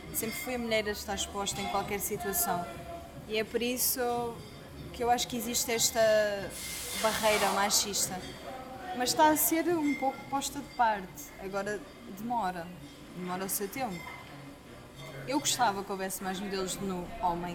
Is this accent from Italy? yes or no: no; Portugal; sou portuguesa